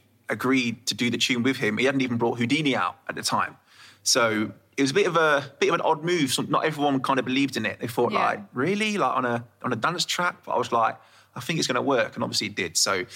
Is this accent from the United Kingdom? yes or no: yes; Burton upon Trent, West Midlands, United Kingdom; also born or lived in Birmingham; We're from there, but we've moved out to Burton when I was, like, just born.